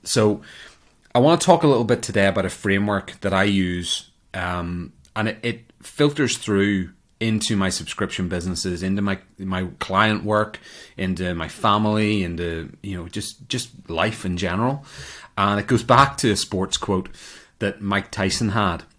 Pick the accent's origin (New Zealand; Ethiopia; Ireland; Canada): Ireland; moved away as an adult; now in United States; I emigrated from Ireland to America over ten years ago